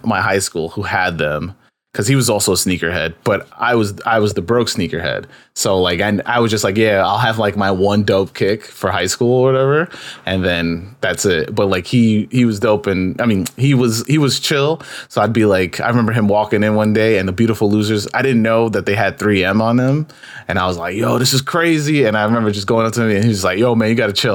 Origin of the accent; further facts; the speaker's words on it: New York, United States; being a New Yorker